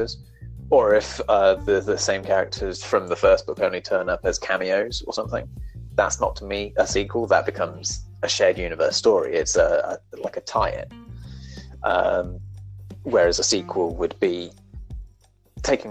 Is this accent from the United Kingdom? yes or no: yes; England, United Kingdom; I'm English